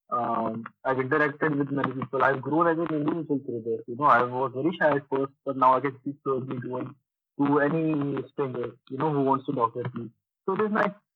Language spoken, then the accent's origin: English; Nagpur, Maharashtra, India; also born or lived in Dubai; now in Pune, India; I am basically from Nagpur, but uh, most of my life I have stayed in Dubai and basically from the last five years I'm here in Pune.